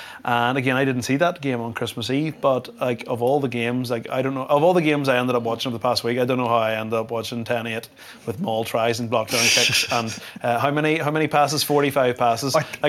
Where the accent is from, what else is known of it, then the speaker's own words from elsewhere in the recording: Ireland; as an Irish rugby fan